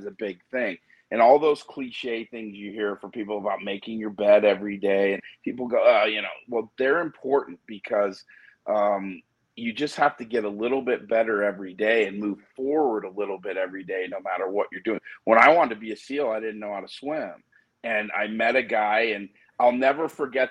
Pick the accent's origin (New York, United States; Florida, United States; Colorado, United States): Colorado, United States; Denver; also born or lived in Chicago, Illinois; I was born in Chicago, but I moved to Colorado and I was raised in Denver